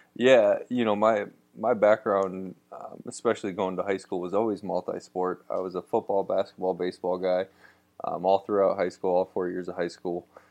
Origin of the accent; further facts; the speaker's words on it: Oregon, Ohio, United States; where I'm from, Oregon, Ohio, right outside Toledo